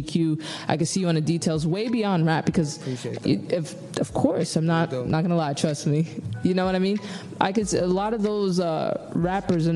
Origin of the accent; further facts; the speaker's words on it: New York, United States; I am from New York